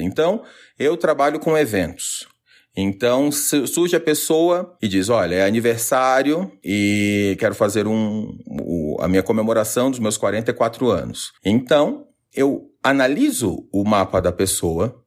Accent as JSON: {"language": "Portuguese", "region": "Santa Catarina", "country": "Brazil", "also_born_or_lived": "New York", "said": "eu sou de Santa Catarina, minha mãe é da, do litoral e meu pai da serra"}